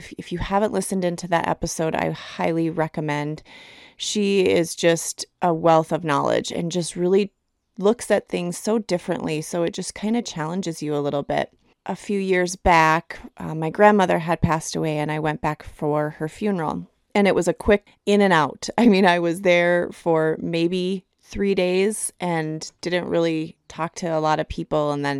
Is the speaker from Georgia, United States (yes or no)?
no; Minnesota, United States; now in Colorado, United States; So a few weeks back, I made a trip to Minnesota, which is where I'm from originally. I was born and raised in Minnesota. And I haven't really been back since moving to Colorado.